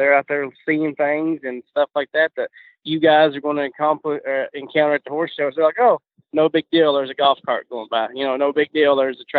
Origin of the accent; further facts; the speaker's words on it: Tennessee, United States; moved away as an adult; now in Loxahatchee, United States; I've been down here 13 years. I am originally from Tennessee.